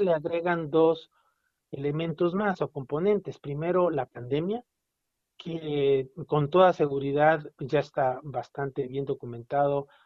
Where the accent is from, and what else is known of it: Mexico